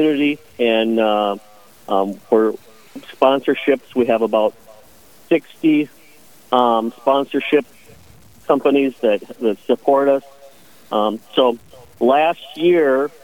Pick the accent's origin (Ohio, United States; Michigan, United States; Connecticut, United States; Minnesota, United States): Minnesota, United States; Bemidji; I am from Bemidji